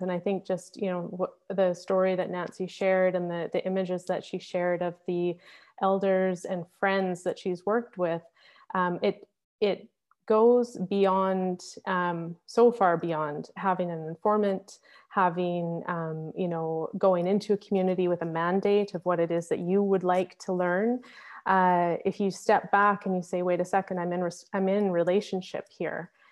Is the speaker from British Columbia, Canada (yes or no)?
yes; Victoria, British Columbia, Canada; also born or lived in Squamish; growing up, my parents moved to, uh, Victoria on Vancouver Island, uh, just before I was born. And so I didn't grow up in Squamish in my home territory